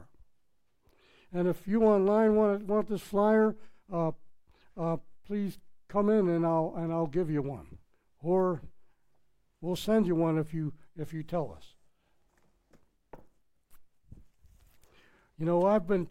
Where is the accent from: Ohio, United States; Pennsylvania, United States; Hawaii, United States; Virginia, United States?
Pennsylvania, United States; Pittsburgh; accent: Pittsburgh; moved away as an adult; I'm from Pittsburgh, Pennsylvania. We have our slang. I tried to take it all out, but it's impossible. I spent 40-some years in Pittsburgh, you know. So that accent is in there.